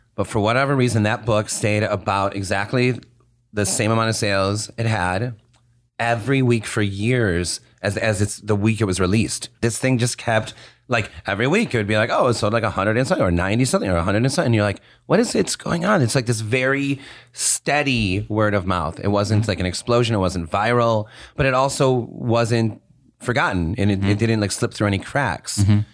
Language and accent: English; West Bloomfield, Michigan, United States; I grew up in West Bloomfield